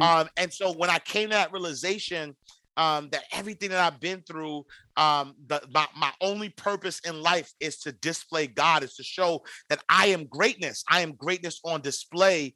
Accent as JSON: {"language": "English", "town": "New York City", "region": "New York", "country": "United States", "tie": "born or raised there", "said": "I'm from the St. Nicholas housing projects in New York City."}